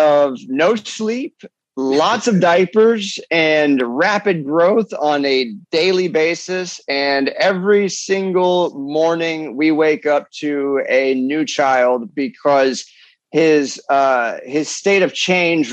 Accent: Cleveland, Ohio, United States; I grew up with in Cleveland, Ohio

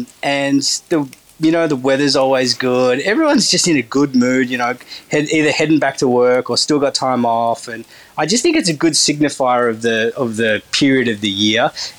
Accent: Turkey; that Turkish bread that you call Turkish bread, that's, I'm from Turkey, we don't actually even have that.

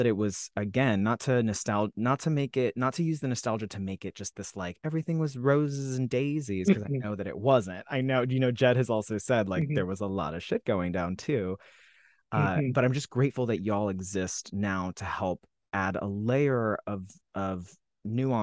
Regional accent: Salt Lake City, Utah, United States; I grew up in Salt Lake City, Utah too

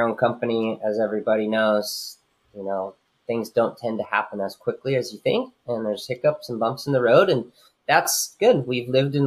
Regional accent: Leucadia, California, United States; I'm born and raised in Leucadia.

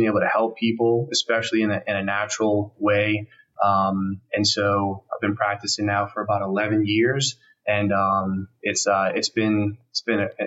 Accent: New Orleans, Louisiana, United States; also born or lived in Houston; I was born and raised in New Orleans

